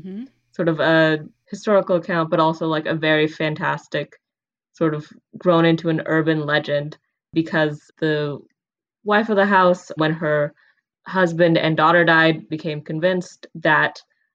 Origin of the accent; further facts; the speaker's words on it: the Bay Area, California, United States; Growing up in the Bay Area, this house was based in San Jose.